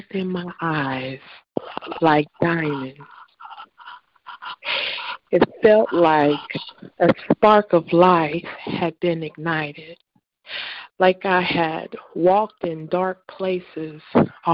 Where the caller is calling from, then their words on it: North Central Kentucky, United States; I'm calling from North Central Kentucky.